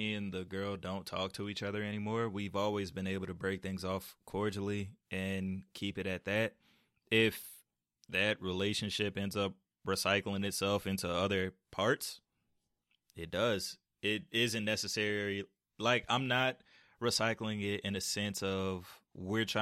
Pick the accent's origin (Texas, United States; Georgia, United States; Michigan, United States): Georgia, United States; Atlanta; I'm from Atlanta